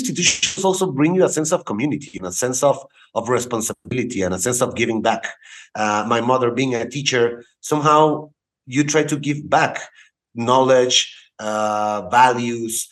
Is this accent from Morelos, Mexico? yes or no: yes; Cuernavaca, Morelos, Mexico; also born or lived in Houston, Texas / Querétaro / Monterrey; I was born in Houston, Texas, and I came back to Mexico when I was 3 years old. I studied in the city of Cuernavaca